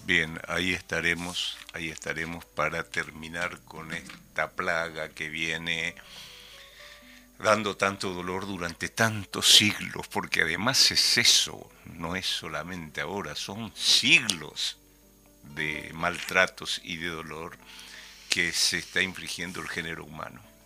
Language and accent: Spanish; Paraguay; now in Uruguay; habiendo vivido tantos años acá en Uruguay, pues soy paraguayo